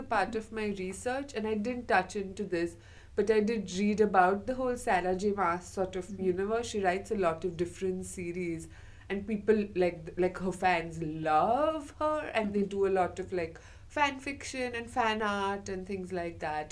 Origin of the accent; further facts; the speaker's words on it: India; now in Scotland, United Kingdom; I'm from India.